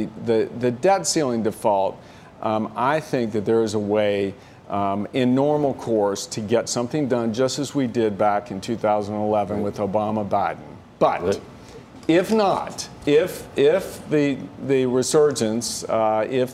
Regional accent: Virginia, United States; I'm from Virginia

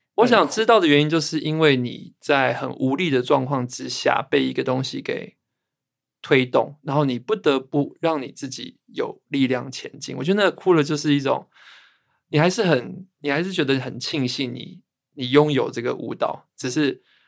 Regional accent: Zhongli, Taoyuan, Taiwan; 我在中壢出生，我爸爸妈妈是台南人哦。所以小时候其实还是有很多的回乡经验是去到台南，然后亲戚啊都在南部，屏东、高雄、台南都有

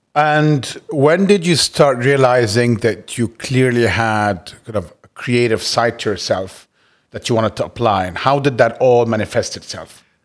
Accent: Cairo, Cairo Governorate, Egypt; moved away as an adult; also born or lived in United States; I grew up in Cairo all my life and left to, to school in the States at nineteen

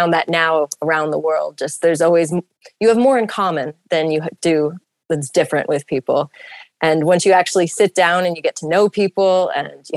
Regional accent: Clinton, New York, United States; moved away as an adult; now in Sudan; growing up in Clinton, we're so close to Utica.

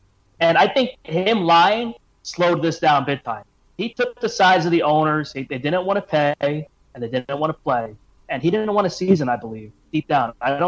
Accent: New Jersey, United States; I'm from New Jersey, and we have 12 affiliate teams in the area.

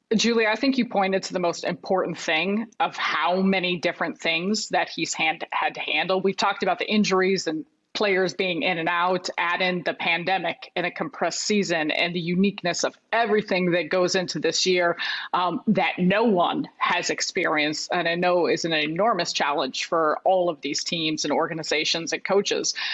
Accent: Chicago, Illinois, United States; I grew up in Chicago.

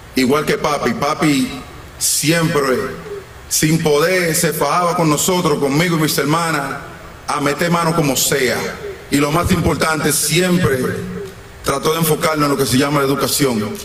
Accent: Dominican Republic; La República Dominicana, mi tierra, wow. La tierra que me vio nacer

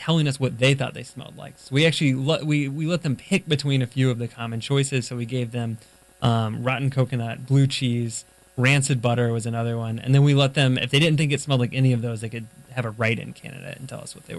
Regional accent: Florida, United States; I was from Florida, so we were based out of Tallahassee, Florida

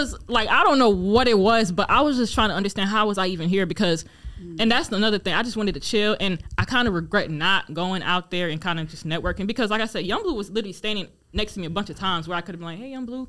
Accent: Raleigh, North Carolina, United States; also born or lived in Democratic Republic of the Congo; I'm from Raleigh, but my family were Congolese

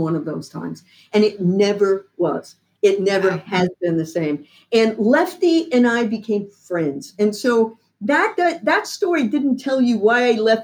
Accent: the South, United States; I'm a Southerner. You know, I'm a good Southern girl.

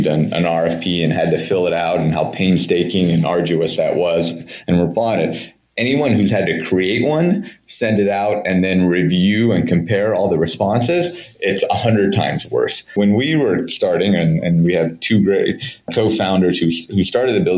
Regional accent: Bay Area, California, United States; growing up on the West Coast and in the Bay Area

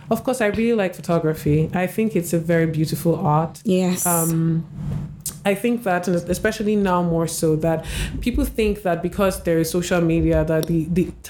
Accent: Nigeria; as a Nigerian, it made me feel like you know, there's a big story, a little a shift has happened, and I'm I'm part of it.

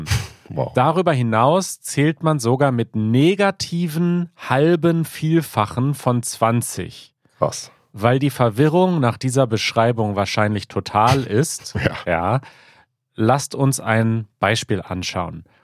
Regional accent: southern Sweden, Sweden; German is a second language; Als Schwede, der in der südlichen Region Schwedens aufgewachsen ist, mit Nähe zu unserem westlichen Nachbarn, habe ich bereits als Kind über dieses faszinierende System gehört.

